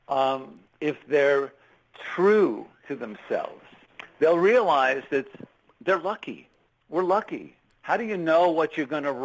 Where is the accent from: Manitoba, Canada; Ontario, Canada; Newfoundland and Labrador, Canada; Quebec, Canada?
Quebec, Canada; Montreal; born and raised in Montreal of immigrant parents